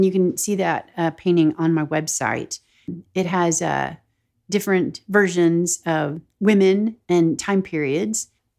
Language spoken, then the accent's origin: English; the South, United States; phrases that I've heard while growing up in the South or just like living in the South in general.